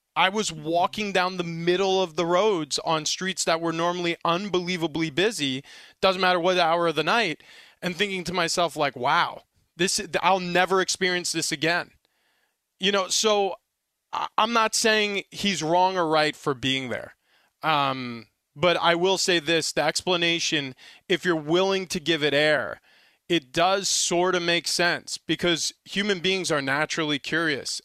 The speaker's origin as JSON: {"language": "English", "town": "East Meadow", "region": "New York", "country": "United States", "tie": "born or raised there", "said": "I was growing up on Long Island, and I was a sophomore at East Meadow High School"}